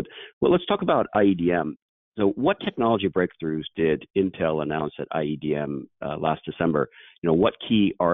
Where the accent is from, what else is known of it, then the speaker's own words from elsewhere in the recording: Silicon Valley, California, United States; I grew up here in Silicon Valley